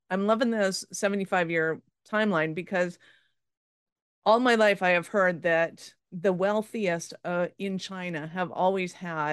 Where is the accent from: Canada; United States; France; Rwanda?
Canada; now in Calgary, Canada; as a Canadian, and especially in Calgary